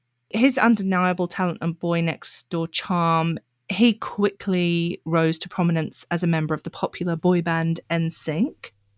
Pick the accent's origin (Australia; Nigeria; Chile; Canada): Australia; accent: Australian; And it might explain why my Australian accent gets a little bit thicker, because, sorry guys, I have no control over it.